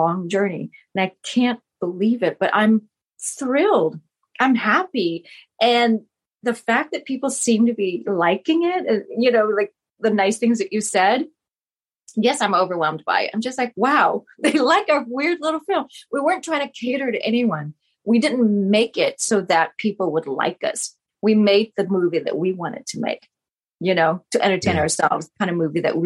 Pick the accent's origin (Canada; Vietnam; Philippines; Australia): Vietnam; first language Vietnamese; English is a second language; now in United States; born in Vietnam and to have that be my primary language, my first language anyway